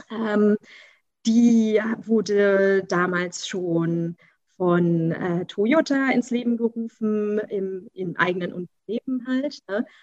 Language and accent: German; Berlin, Germany; Also ursprünglich bin ich eine der wenigen Ur-Berliner noch mit Eltern und Großeltern, äh, alle aus Berlin, ne? kommt ja selten noch vor.